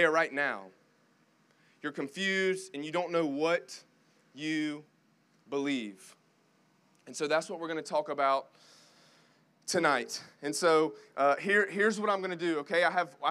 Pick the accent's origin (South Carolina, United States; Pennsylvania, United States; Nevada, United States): South Carolina, United States; Greenville; moved away as an adult; now in Clemson, United States; I'm from Greenville, went to Clemson. I actually live here now with my wife